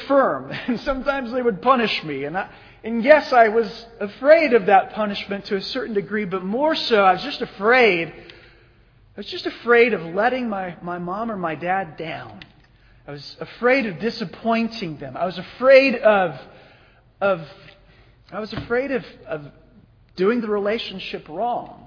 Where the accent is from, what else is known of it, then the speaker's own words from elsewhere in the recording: Phoenix, Arizona, United States; I grew up in Phoenix